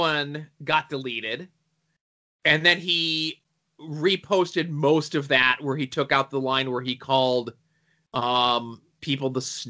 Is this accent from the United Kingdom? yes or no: no; Australia; I use cuss, C-U-S, words, cause I do, and I'm an Australian. It's who I am.